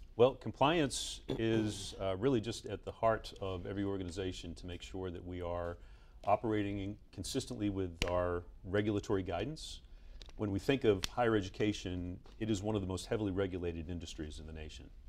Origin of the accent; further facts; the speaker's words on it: Boston, Massachusetts, United States; Grew up in Boston